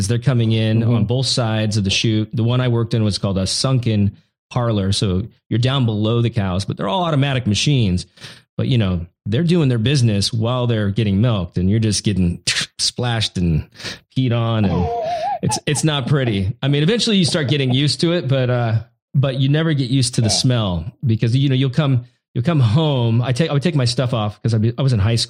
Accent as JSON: {"language": "English", "region": "Oregon and Washington", "country": "United States", "tie": "born or raised there", "said": "So I grew up in Oregon and Washington. Washington is where my dad's farm is at. And Oregon is where my mom lived. And I split my time because they were divorced"}